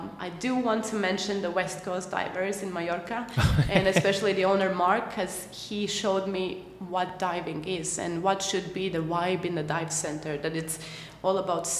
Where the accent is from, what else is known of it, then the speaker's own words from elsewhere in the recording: Latvia; moved away; I am from Latvia.